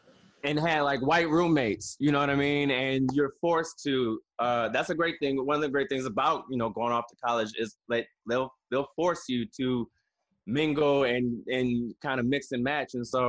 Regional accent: Toledo, Ohio, United States; And well, where I'm from, and still to this day, it was very segregated. So actually it was great for me in the sense of I grew up all around black people.

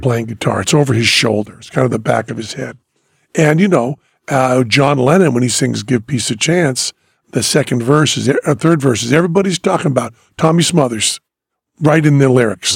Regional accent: Greenfield, Massachusetts, United States; now in Las Vegas, United States; when I was growing up in Greenfield, Massachusetts

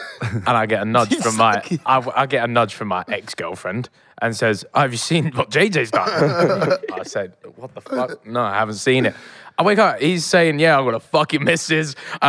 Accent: London, United Kingdom; we're from London.

